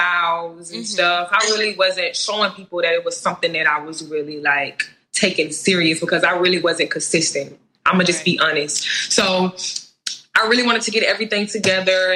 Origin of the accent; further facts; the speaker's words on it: Milledgeville, Georgia, United States; moved away as an adult; now in Atlanta, United States; I'm from a small town, Millersville, Georgia.